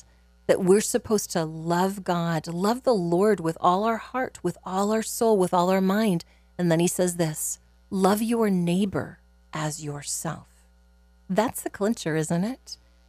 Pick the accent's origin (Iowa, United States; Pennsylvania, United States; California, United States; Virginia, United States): Iowa, United States; Clarinda; As someone who personally grew up in Clarinda, I can tell you that it was a community that was proud of the good work